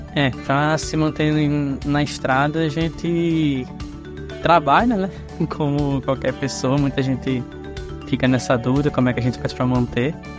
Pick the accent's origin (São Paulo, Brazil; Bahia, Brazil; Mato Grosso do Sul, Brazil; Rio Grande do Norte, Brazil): Rio Grande do Norte, Brazil; Parnamirim; vim de Parnamirim, do Rio Grande do Norte.